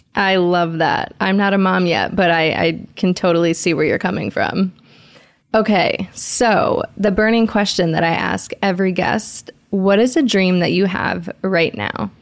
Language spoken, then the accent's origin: English; Detroit, Michigan, United States; I'm from Detroit